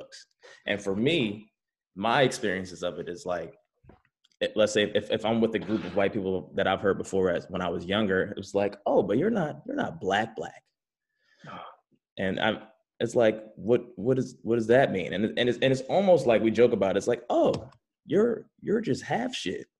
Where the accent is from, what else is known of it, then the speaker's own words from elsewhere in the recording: Philadelphia, Pennsylvania, United States; moved away as an adult; also born or lived in Cheltenham, Pennsylvania; now in Los Angeles, United States; I grew up in Philly. I lived in Allegheny first, and then I moved to Cheltenham